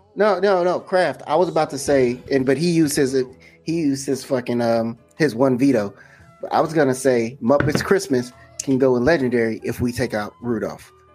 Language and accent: English; Chicago, Illinois, United States; We're from Chicago